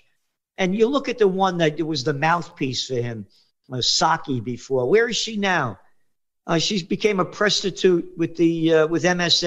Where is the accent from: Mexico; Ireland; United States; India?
United States; New York City, New York; I grew up in the Bronx. And I was born in the Bronx.